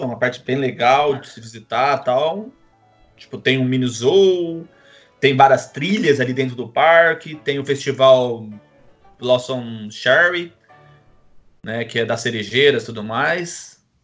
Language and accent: Portuguese; Brazil; now in Toronto, Canada; eu sou brasileiro